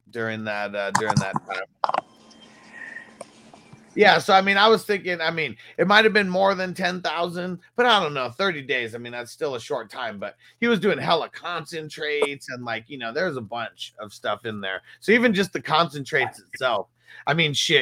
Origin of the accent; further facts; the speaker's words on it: California, United States; growing up in Cali